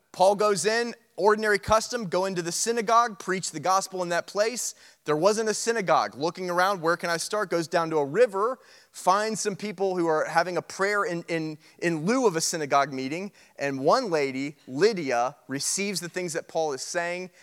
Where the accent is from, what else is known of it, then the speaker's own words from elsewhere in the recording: United States; being an American and we're loud and we're arrogant